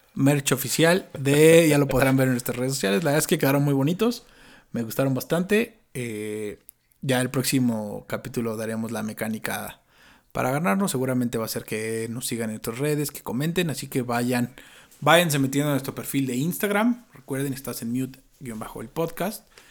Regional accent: Mexico; como buenos mexicanos que traemos todo el extranjero

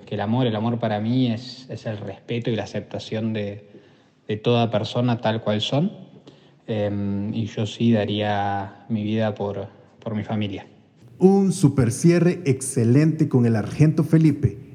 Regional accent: Colombia

